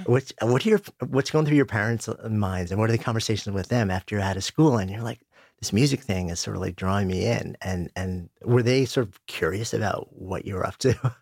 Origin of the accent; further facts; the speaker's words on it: New York, United States; I grew up just outside of New York. I've been in the city for thirty years.